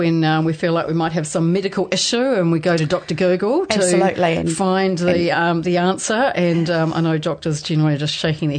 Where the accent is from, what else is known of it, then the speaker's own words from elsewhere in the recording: Taranaki, New Zealand; now in Waikato, New Zealand; I'm originally from Taranaki